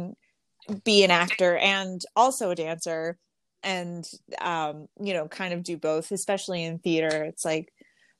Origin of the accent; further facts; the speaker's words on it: Boston, Massachusetts, United States; moved away as an adult; also born or lived in Somerville, Massachusetts / Winchester, Massachusetts / Amherst, Massachusetts; now in Los Angeles, United States; I grew up in Boston and Winchester and so mostly not Boston proper, but Somerville and Winchester